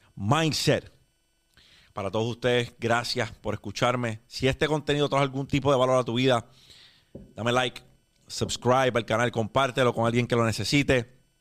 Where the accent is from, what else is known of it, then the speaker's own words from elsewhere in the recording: Puerto Rico; Los puertorriqueños, después del huracán María, nos vimos teniendo que reconstruir un país desde el suelo